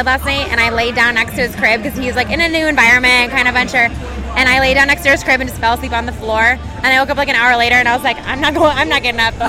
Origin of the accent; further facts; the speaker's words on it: Toronto, Ontario, Canada; I'm from Toronto